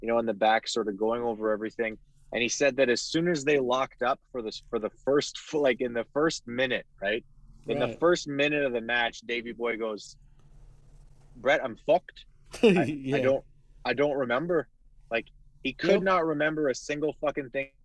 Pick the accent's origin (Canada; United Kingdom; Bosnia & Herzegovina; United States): Canada; I'm Canadian